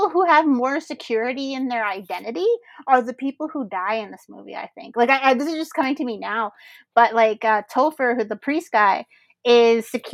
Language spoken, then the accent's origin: English; Canada; as a Canadian